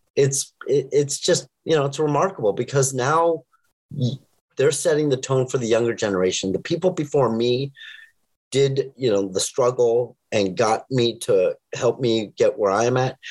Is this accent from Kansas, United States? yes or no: no; Los Angeles, California, United States